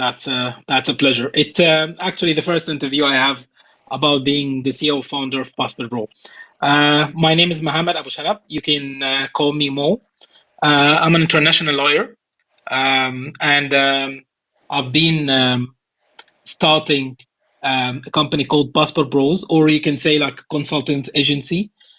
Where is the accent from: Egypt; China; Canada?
Egypt; born there; moved away; also born or lived in United Arab Emirates / Cyprus / Malta / Germany; I was born in Egypt, but I've moved to different countries. I've lived actually in 8 countries. I've lived in the United Arab Emirates, Cyprus, Malta, Germany, United Kingdom, and a couple of others, Mauritius also.